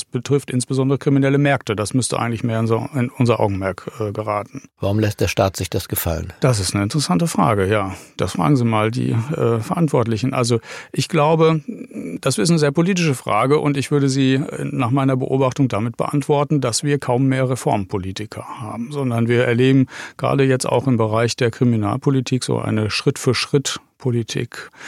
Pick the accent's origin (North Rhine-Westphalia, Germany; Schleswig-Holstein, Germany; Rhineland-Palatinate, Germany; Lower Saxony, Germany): North Rhine-Westphalia, Germany; und dann nehme ich mal mein Herkunftsland Nordrhein-Westfalen als größtes Bundesland auch ruhig mit raus